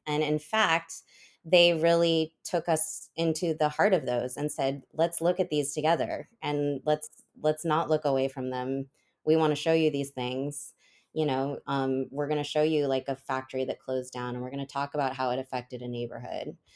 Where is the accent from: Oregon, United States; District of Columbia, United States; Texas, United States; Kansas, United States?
Oregon, United States; now in Nashville, United States; I live in Nashville now. I was born and raised on the West Coast in a small town in Oregon.